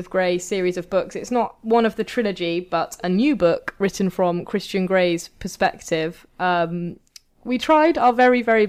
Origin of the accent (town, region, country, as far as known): United Kingdom